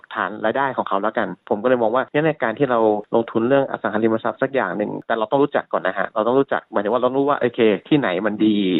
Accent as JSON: {"language": "Thai", "region": "Lampang", "country": "Thailand", "tie": "born or raised there", "also_born_or_lived": "Bangkok / Melbourne, Australia", "moved": "yes", "said": "บ้านผมอยู่ที่ลำปาง"}